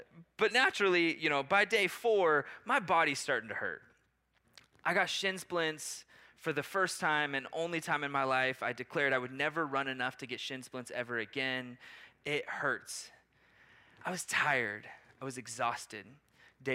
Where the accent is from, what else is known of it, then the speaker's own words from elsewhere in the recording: Portland, Oregon, United States; now in Maui, United States; I grew up outside of Portland, Oregon